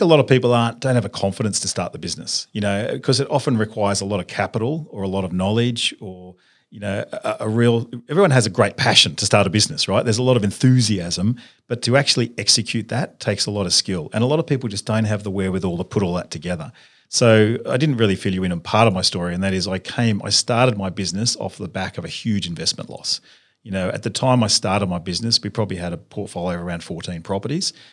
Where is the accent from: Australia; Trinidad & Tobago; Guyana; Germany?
Australia; Sydney, New South Wales; I grew up in Sydney, uh, went to school at, went to a public high school